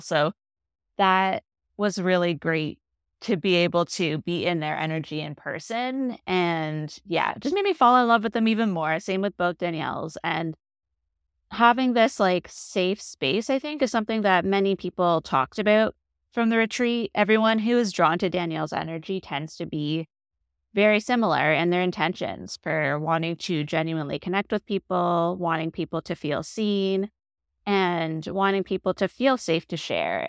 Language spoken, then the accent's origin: English; Toronto, Ontario, Canada; I'm from the Toronto